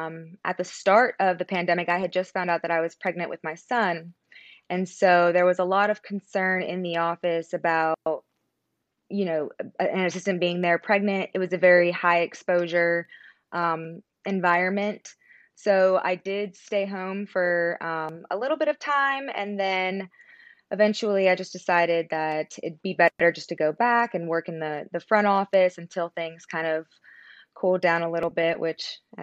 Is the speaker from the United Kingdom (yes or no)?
no; Pennsylvania, United States; also born or lived in Connecticut / Orlando; now in Georgia, United States; But also, I always say that I'm from Pennsylvania. It's a little small town in Pennsylvania, a little bit north of the West Virginia border. But I also moved around from Connecticut all the way down to Orlando.